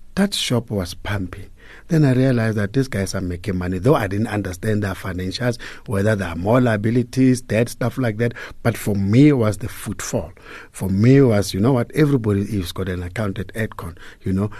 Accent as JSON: {"language": "English", "town": "Hammanskraal", "region": "Gauteng", "country": "South Africa", "tie": "born or raised there", "said": "I was born and bred in Pretoria, a town called Hammanskraal."}